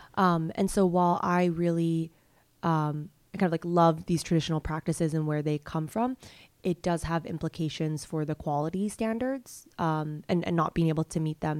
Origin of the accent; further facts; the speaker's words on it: Hong Kong; moved away as an adult; also born or lived in United States / Ethiopia; I grew up in Hong Kong, came to the U S when I was eighteen for college